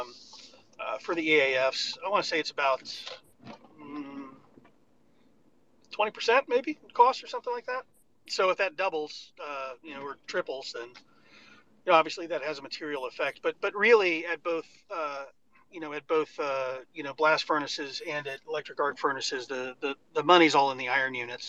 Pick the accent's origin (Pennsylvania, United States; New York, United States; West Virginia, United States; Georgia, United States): West Virginia, United States; Fairmont; I grew up in Fairmont, West Virginia